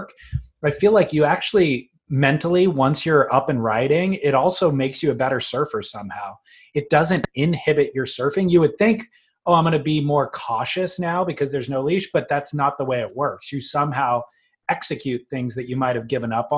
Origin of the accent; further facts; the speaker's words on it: United States; I'm an American